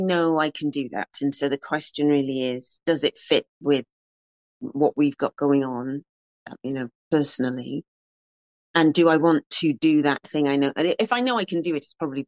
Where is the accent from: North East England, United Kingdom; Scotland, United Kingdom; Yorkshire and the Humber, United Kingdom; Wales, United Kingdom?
Wales, United Kingdom; Cardiff; Growing up in Ely, so I wasn't actually born in Ely, I should stress, because somebody might pounce on that, but I was in Ely from when I was 3 months old, more like 10 weeks old.